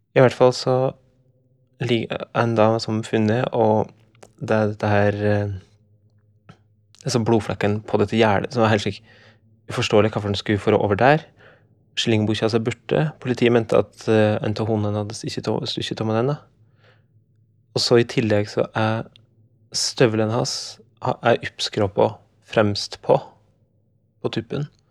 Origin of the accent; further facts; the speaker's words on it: Skjåk, Innlandet, Norway; der jeg kommer fra. Oppi en slik grend i Skjåk